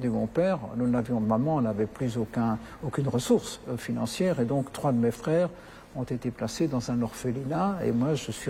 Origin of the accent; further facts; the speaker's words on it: Belgium; notamment chez nous en Belgique, il y a des menaces